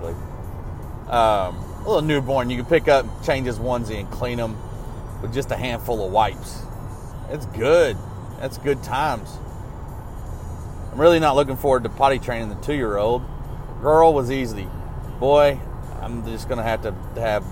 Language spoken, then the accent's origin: English; Arkansas, United States; also born or lived in Jackson, Mississippi; growing up in Arkansas